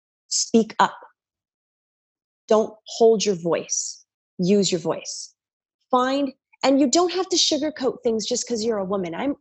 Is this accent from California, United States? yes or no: no; New York, United States; I'm a New Yorker. My dad's a New Yorker. My sister's New Yorkers